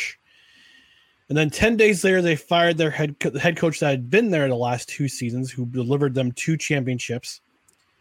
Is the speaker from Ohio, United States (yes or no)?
no; Albany, New York, United States